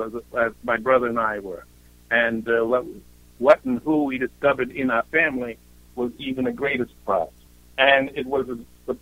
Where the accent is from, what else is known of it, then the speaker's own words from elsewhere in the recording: Bronx, New York, United States; also born or lived in Europe; For me, it was growing up in Europe for the years that I was there, and what a wonderful experience it was to get out of the Bronx and then to thrive based on that when I came back to the United States.